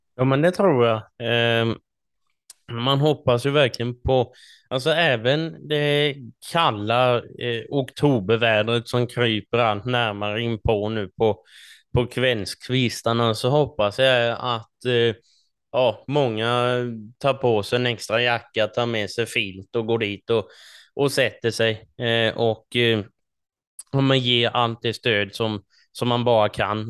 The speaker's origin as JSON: {"language": "Swedish", "region": "Småland", "country": "Sweden", "said": "som smålänningar eh, som vi är"}